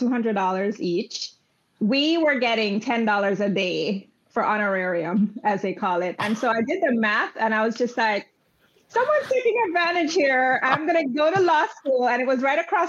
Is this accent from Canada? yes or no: no; Jamaica; I grew up in Jamaica, West Indies